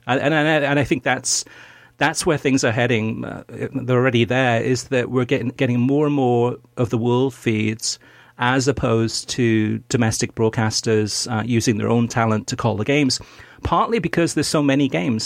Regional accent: Wales, United Kingdom; I'm also Welsh, born in Wales

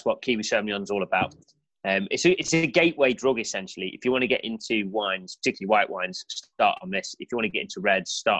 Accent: just outside of Crewe, North West England, United Kingdom; I grew up just outside of Crewe

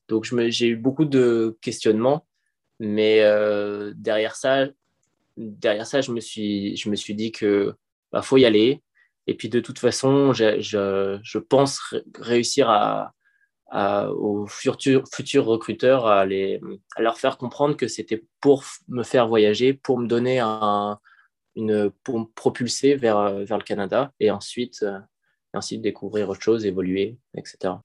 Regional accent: Paris, Île-de-France, France; moved away; je suis parisien de base

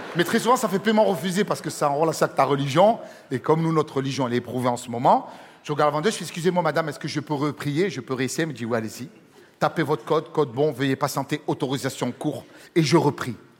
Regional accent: Marseille, Provence-Alpes-Côte d'Azur, France; je suis Marseillais, ça s'entend

